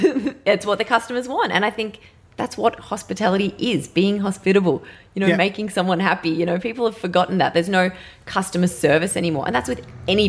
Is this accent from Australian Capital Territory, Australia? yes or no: no; Melbourne, Victoria, Australia; also born or lived in Northern Rivers, New South Wales; I'm from Melbourne. My family are tradies down here